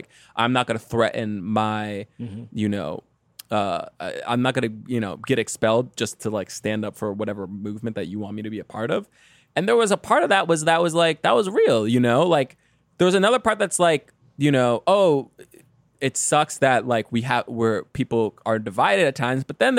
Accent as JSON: {"language": "English", "town": "Detroit", "region": "Michigan", "country": "United States", "said": "I'm from Detroit, okay? Like, I don't know anything about Africa and neither do you."}